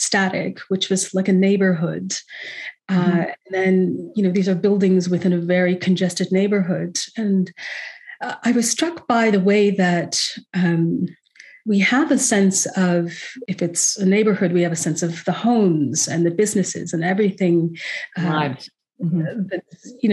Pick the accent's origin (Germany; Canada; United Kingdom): Canada; West Coast; I'm from the West Coast